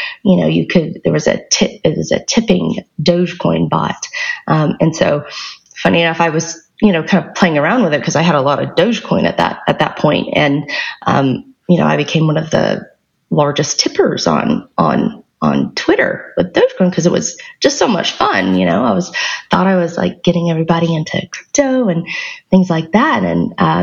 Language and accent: English; the South, United States; moved away as an adult; also born or lived in Alabama / Georgia / Silicon Valley; I grew up in the South. So I grew up in Alabama and Georgia